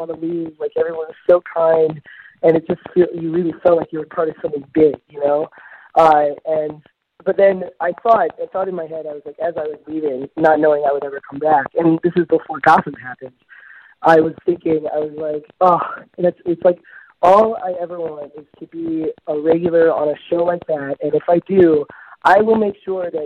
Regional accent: Midwest, United States; I grew up in the Midwest in a small town

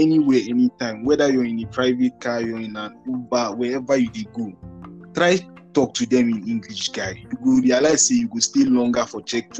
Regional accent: Nigeria; as a Nigerian

